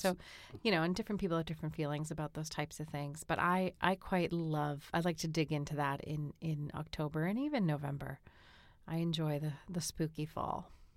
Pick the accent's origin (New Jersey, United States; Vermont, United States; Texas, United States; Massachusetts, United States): Massachusetts, United States; Boston; being a Bostonian